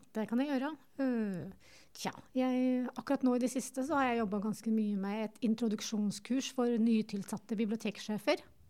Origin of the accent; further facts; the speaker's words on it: Tynset, Innlandet, Norway; moved away as an adult; now in Lillehammer, Norway; jeg kommer jo fra Tynset